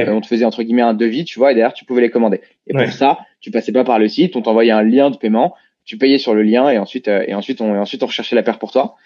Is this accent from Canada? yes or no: no; Paris region, Île-de-France, France; on a grandi bah, à Panama, en région parisienne, euh, euh, tous les deux